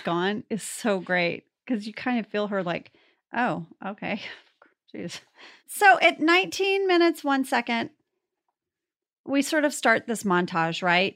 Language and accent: English; North Texas, United States; my hometown is pretty small, you know, in, uh, North Texas